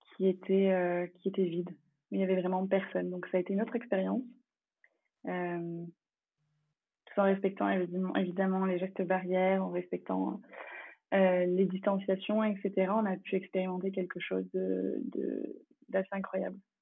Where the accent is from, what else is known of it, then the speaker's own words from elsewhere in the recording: France; first language English; French is a second language; J'ai passé toute mon enfance en France et j'ai effectué toute ma scolarité, mais l'anglais était la langue principale parlée à la maison